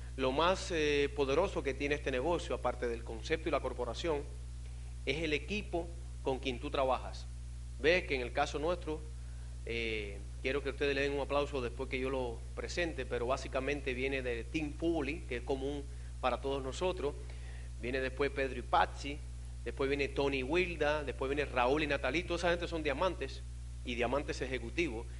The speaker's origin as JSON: {"language": "Spanish", "country": "Cuba", "also_born_or_lived": "Miami", "moved": "as an adult", "said": "yo vine en balsa de Cuba"}